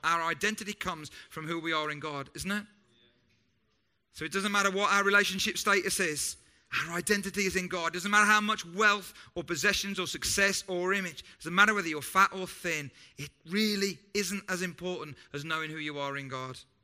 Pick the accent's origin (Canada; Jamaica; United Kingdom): United Kingdom; we know that we're British and we're different from other English speaking cultures